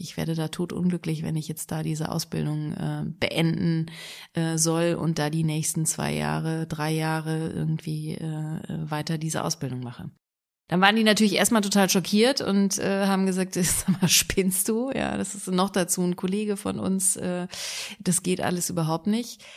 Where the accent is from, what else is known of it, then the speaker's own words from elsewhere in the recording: Engelskirchen, North Rhine-Westphalia, Germany; also born or lived in Düsseldorf; now in Cologne, Germany; Ich bin geboren in Engelskirchen, das ist im Bergischen Land, im Oberbergischen